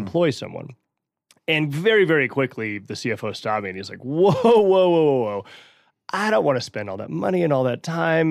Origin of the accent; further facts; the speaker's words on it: New Mexico, United States; moved away as an adult; now in Denver, United States; Born and raised in New Mexico, been living in Colorado now for a dozen years